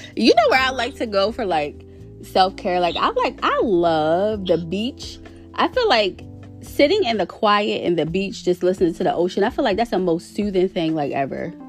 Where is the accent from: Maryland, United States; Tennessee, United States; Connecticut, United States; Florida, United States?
Maryland, United States; Baltimore; I actually grew up in Baltimore City. I'm still in Maryland